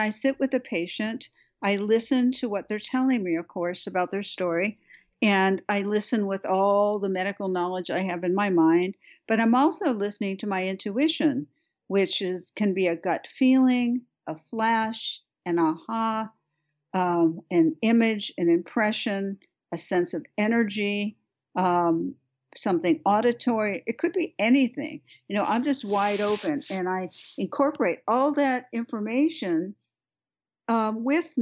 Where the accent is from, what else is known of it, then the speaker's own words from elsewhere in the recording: Beverly Hills, California, United States; I was brought up in Beverly Hills.